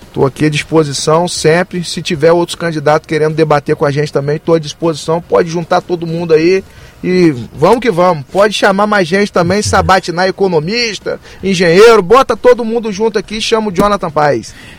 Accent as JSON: {"language": "Portuguese", "town": "Campos dos Goytacazes", "region": "Rio de Janeiro", "country": "Brazil", "said": "eu sou de Campos"}